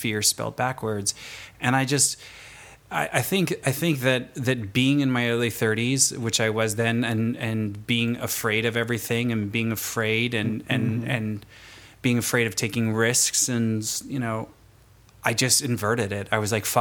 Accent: Fontana, California, United States; I'm from Fontana, California.

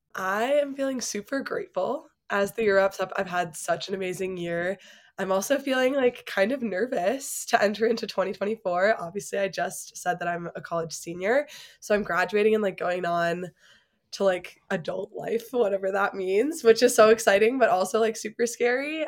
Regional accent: Chicago, Illinois, United States; moved away as an adult; now in Colorado Springs, United States; I'm originally from Chicago

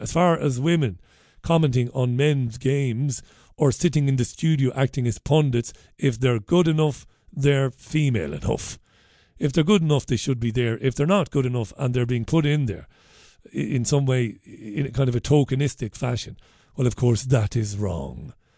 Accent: Waterford, Munster, Ireland; I grew up in Ballybeg in Waterford

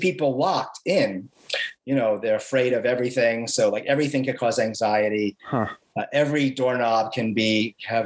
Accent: New York City, New York, United States; I grew up in the Bronx

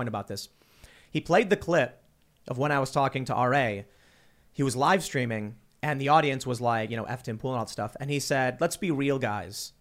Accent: Chicago, Illinois, United States; moved away; I'm actually from Chicago

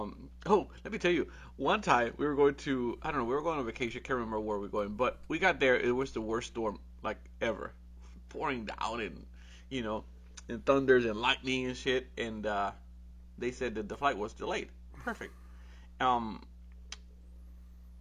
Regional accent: Puerto Rico; moved away; I come from Puerto Rico.

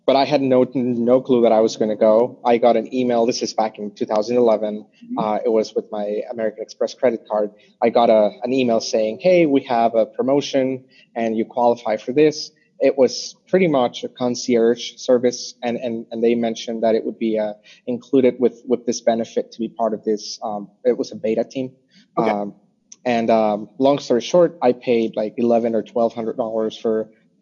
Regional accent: Mexico City, Mexico; moved away; I am originally from Mexico City. And I thought, well, I speak the language

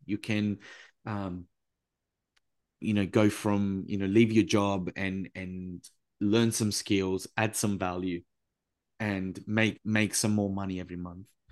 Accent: Italy; I was raised in Italy by a grandma who lived through World War Two

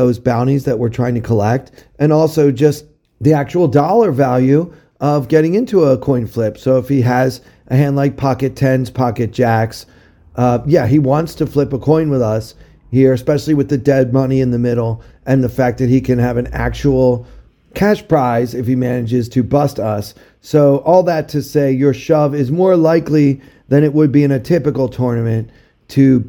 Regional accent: Maryland, United States; my home state of Maryland

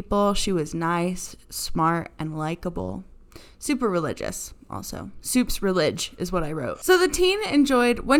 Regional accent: United States; I'm an American

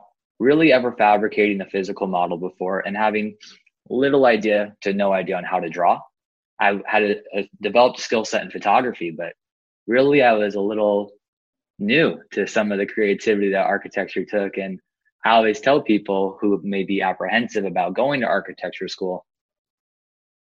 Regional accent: San Diego, California, United States; I was born and raised here in San Diego, California

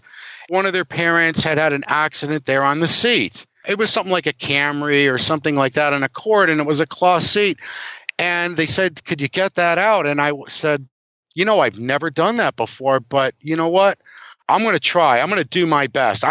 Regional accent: Cleveland, Ohio, United States; now in Norwich, United States; I grew up in Cleveland

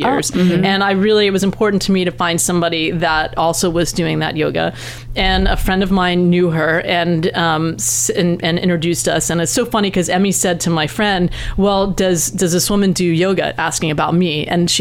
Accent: East Coast, United States; now in West Coast, United States; I grew up on the East Coast, and I had never heard about that until I moved out to this coast.

